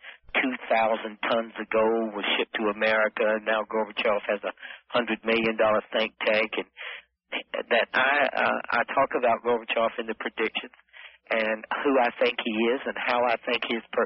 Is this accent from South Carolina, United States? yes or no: yes; South Carolina, United States; accent: Southern American; I'm from South Carolina